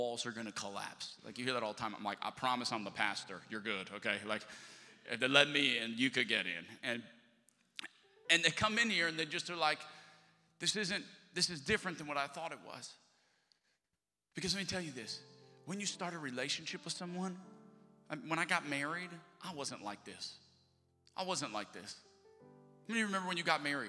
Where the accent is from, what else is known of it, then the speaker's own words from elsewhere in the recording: the South, United States; moved away as an adult; also born or lived in Alabama; now in Texas, United States; I'm from the South